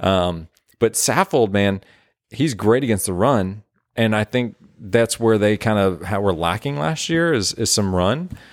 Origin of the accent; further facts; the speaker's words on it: southern Indiana, United States; moved away as an adult; now in Nashville, United States; half my life in Nashville, start of my life, and then moved, uh, to Indiana, so southern Indiana